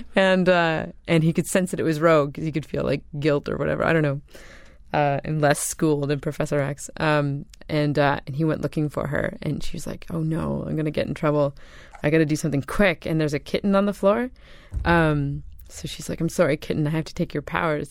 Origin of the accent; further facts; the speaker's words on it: Canada; I'm from Canada